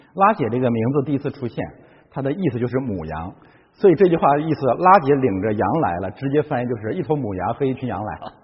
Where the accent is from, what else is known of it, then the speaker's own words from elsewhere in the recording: China; 我中国人是这样的